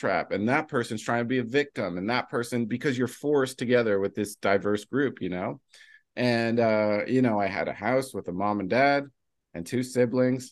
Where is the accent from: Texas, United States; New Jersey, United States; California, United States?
New Jersey, United States; I'm from New Jersey